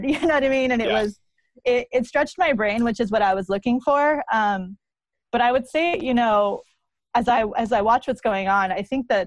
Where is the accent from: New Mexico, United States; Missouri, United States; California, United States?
New Mexico, United States; now in Portland, United States; I am from New Mexico, and that, you know, for folks who know me, know that that's a really big part of my identity.